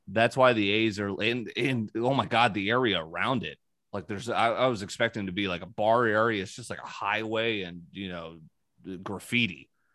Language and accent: English; New Canaan, Connecticut, United States; where I grew up in New Canaan, Connecticut